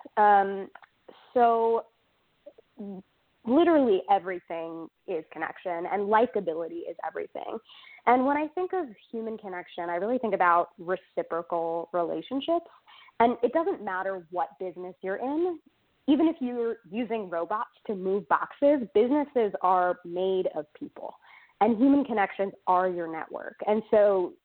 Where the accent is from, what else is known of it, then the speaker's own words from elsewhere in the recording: New York, United States; moved away as an adult; also born or lived in Durham, North Carolina; now in North Carolina, United States; I am originally a New Yorker, though I like to say I successfully escaped New York, and now I am based in North Carolina